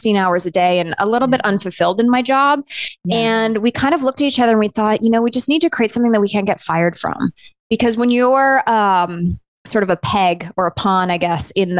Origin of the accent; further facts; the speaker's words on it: Northern Canada, Canada; moved away as an adult; also born or lived in New York City, United States; now in Los Angeles, United States; I grew up in Northern Canada and I was a ballerina growing up. When I was 18, I moved to New York